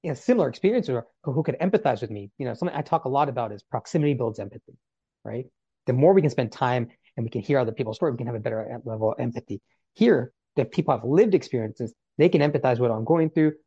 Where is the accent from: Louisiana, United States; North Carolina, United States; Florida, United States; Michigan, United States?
North Carolina, United States; as a child growing up in North Carolina.